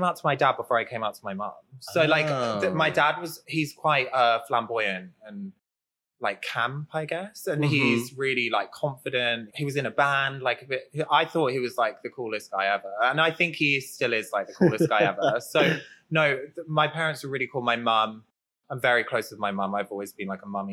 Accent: England, United Kingdom; now in Brooklyn, United States; I'm British

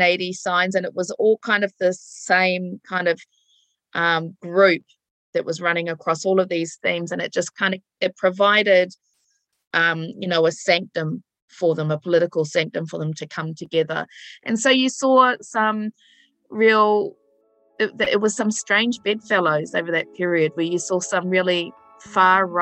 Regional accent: east coast of the North Island, Gisborne, New Zealand; the east coast of Te Ika Māui, whose colonizer name is the North Island

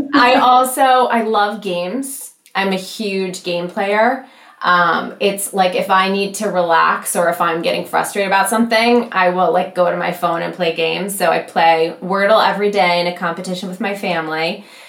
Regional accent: Michigan, United States; I'm from Michigan, very proud of it.

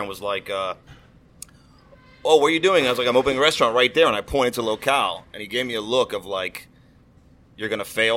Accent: Washington, D.C. / Maryland, United States; moved away as an adult; also born or lived in Chicago / Arizona; now in Miami, United States; I was born in Chicago. I grew up in Washington, D.C. or in Maryland

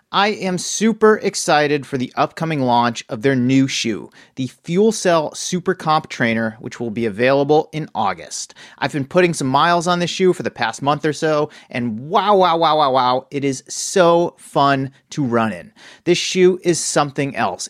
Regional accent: East Coast, United States; now in Bay Area, United States; what I grew up with on the East Coast

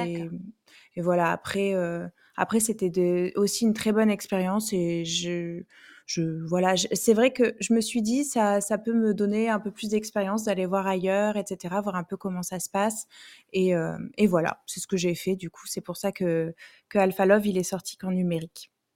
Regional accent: Bordeaux area, Nouvelle-Aquitaine, France; je viens de Bordeaux

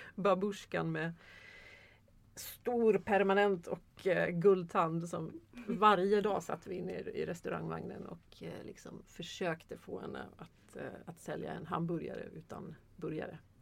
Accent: Sweden; jag är svensk

